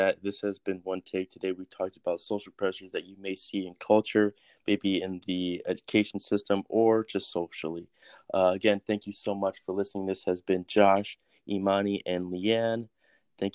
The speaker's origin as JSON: {"language": "English", "country": "United States", "said": "I'm like an American, like African American"}